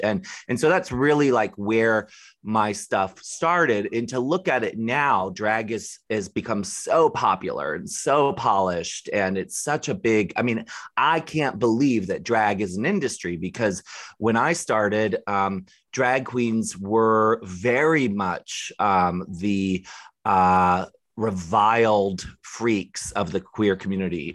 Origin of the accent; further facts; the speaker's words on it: Maryland, United States; I grew up in Maryland